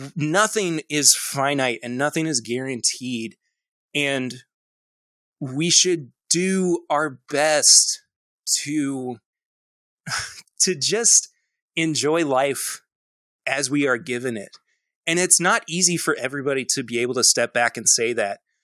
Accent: Lexington, Kentucky, United States; I'm from Lexington, Kentucky. Uh, I was born and raised, and I'm actually currently raising my own family here uh, as well

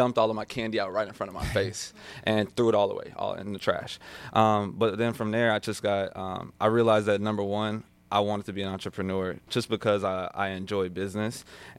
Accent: Houston, Texas, United States; and it was because I'm from Houston. So really Southern, like …, …, wearing grills.

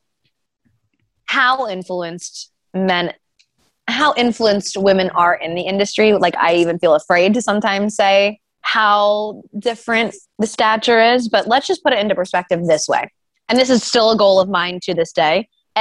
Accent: New Jersey, United States; now in Philadelphia, United States; I'm like a South Jersey girl. Philly's always been my city

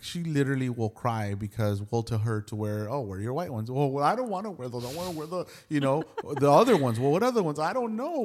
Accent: Los Angeles, California, United States; I grew up in Hollywood, and so I must have been. I think when we moved out of there, I was like thirteen or fourteen.

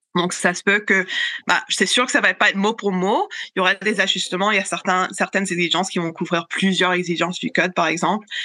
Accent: Canada; chez nous au Canada

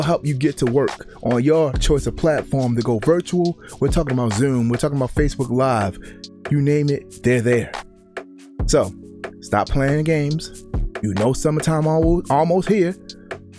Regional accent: Baltimore, Maryland, United States; when I grew up in Baltimore

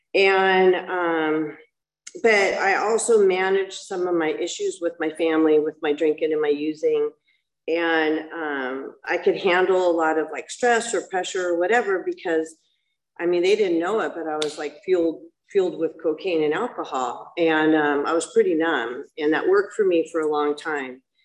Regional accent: Los Alamitos, California, United States; also born or lived in Laguna Hills, California; I grew up in Los Alamitos

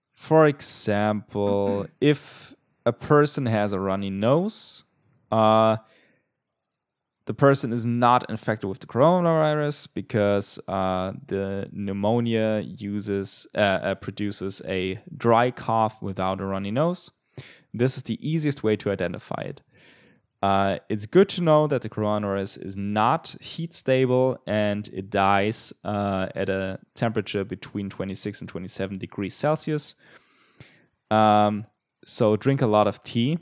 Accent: Germany

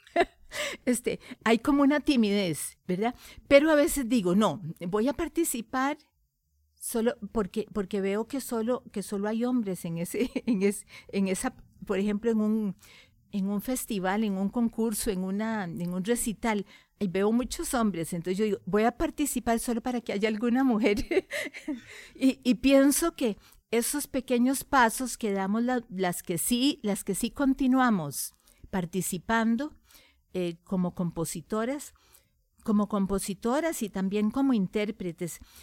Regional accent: Costa Rica; soy costarricense, amo a mi país

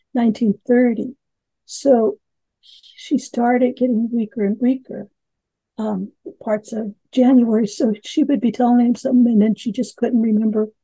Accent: Oakland, California, United States; I was born in West Oakland, but when we moved to East Oakland, I was only five

